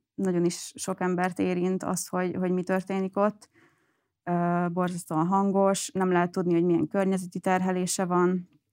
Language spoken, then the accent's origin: Hungarian; Göd, Pest, Hungary; én egyébként Gödi vagyok, Gödön nőttem fel